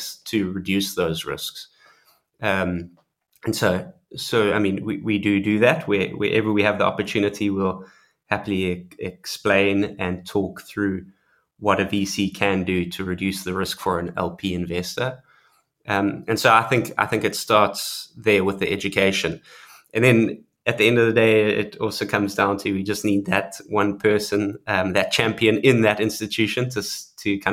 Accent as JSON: {"language": "English", "country": "South Africa", "said": "being South African"}